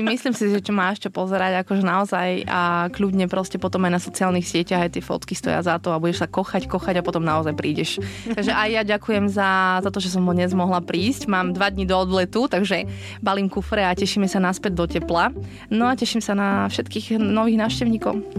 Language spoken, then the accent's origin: Slovak; Slovakia; moved away as an adult; also born or lived in Switzerland; now in Cape Verde; Ja som rodená zo Spiske, no je si spod Tatier.